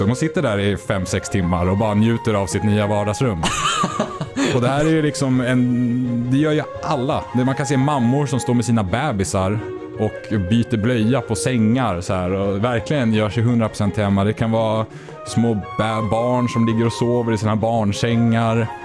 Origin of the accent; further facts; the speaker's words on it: Sweden; also born or lived in China; För jag är ju svensk.